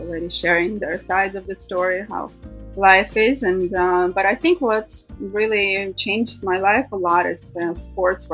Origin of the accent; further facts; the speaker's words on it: Russia; moved away as an adult; also born or lived in Thailand; now in United States; growing up in Russia